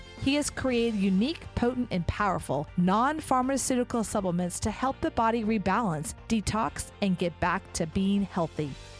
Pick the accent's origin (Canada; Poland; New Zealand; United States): United States; I'm an American.